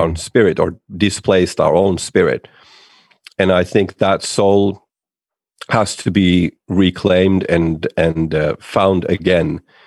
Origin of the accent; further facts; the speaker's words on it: Finland; I'm from Finland